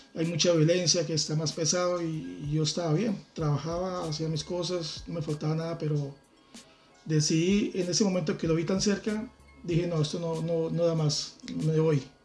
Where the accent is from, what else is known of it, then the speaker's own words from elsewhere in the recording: Bucaramanga, Santander, Colombia; moved away as an adult; now in Madrid, Spain; dos casas de donde yo vivía, en la ciudad de Bucaramanga, en Colombia